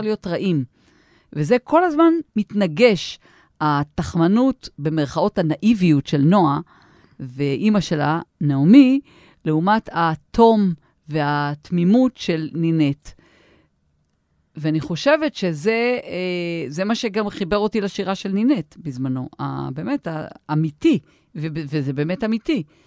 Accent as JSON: {"language": "Hebrew", "town": "Tel Aviv", "region": "Tel Aviv District", "country": "Israel", "said": "גם אנחנו תל אביבים"}